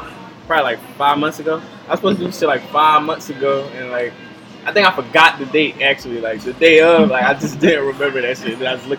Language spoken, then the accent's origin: English; Philadelphia, Pennsylvania, United States; I'm from North. I'm from 29th from Lehigh.